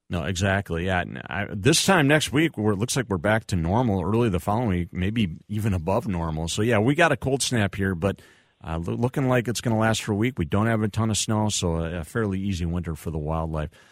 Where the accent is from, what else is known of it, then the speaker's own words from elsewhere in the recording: United States; moved away; also born or lived in Winona, Minnesota; I grew up, I went to high school and middle school down in the Trump-Lo area